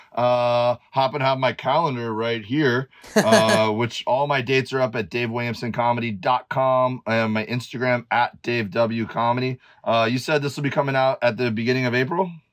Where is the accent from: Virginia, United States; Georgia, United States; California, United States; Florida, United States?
Florida, United States; Miami; moved away as an adult; also born or lived in Auburn, Alabama; growing up in Miami, like we we'd go out on boats